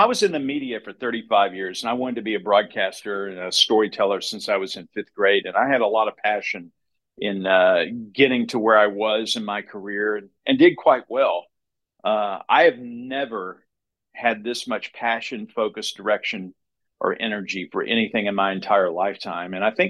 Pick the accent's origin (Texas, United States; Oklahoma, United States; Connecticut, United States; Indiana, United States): Texas, United States; Baytown; moved away as an adult; also born or lived in Austin, Texas / Waco, Texas / West Palm Beach, Florida / Dallas, Texas; now in Kansas City, United States; So I'm originally from Baytown, Texas, 20 miles east of Houston. I grew up in the rice fields there.